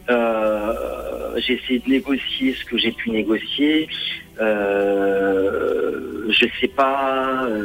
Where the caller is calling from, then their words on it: Lyon, Auvergne-Rhône-Alpes, France; j'étais près de Limoges et là, je suis redescendu sur Lyon.